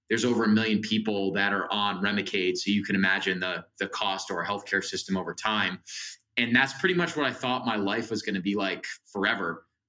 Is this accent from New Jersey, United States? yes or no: yes; New Jersey, United States; And I'm from New Jersey. So that summer I was living at home in New Jersey